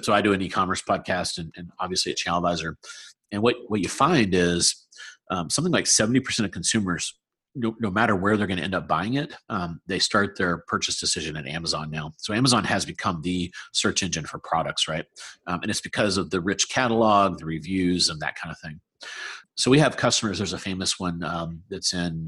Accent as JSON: {"language": "English", "region": "South Carolina", "country": "United States", "moved": "as an adult", "lives_now": "Research Triangle, United States", "said": "I'm from South Carolina, so I love the Southeast."}